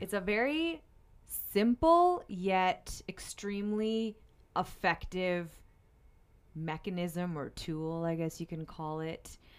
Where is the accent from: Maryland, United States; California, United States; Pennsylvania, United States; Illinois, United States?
Pennsylvania, United States; now in Saint Louis, United States; I'm from Pennsylvania